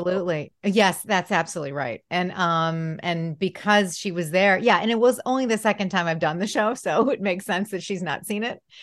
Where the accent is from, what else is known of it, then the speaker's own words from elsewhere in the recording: Detroit, Michigan, United States; I'm from Detroit